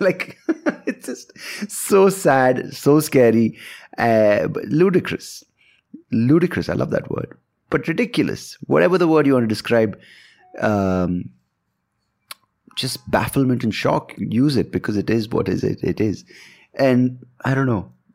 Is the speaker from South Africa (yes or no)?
no; India; I'm an Indian